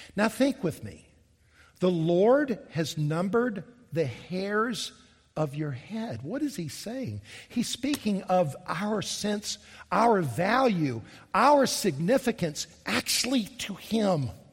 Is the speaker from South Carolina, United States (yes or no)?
yes; Columbia, South Carolina, United States; also born or lived in Charleston, South Carolina; I grew up here in South Carolina, and the, I grew up in Columbia.